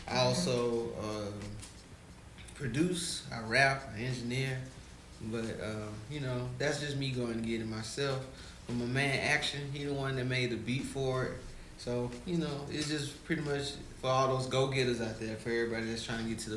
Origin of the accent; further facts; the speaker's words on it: Mobile, Alabama, United States; I'm from Mobile, Alabama. It's like 4 hours from here.